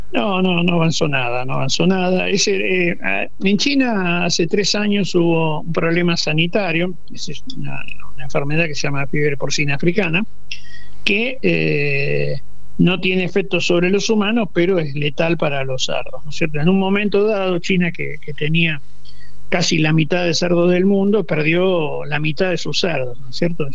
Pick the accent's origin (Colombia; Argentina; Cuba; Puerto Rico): Argentina